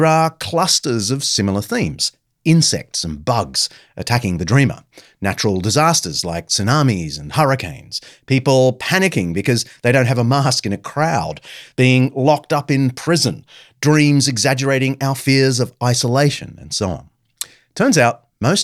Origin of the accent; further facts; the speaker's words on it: Sydney, New South Wales, Australia; my hometown of Sydney